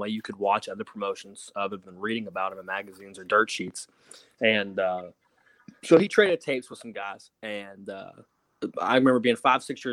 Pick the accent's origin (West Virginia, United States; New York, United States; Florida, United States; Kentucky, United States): West Virginia, United States; North Central; moved away; my area where I grew up in West Virginia didn't have a territory. North Central West Virginia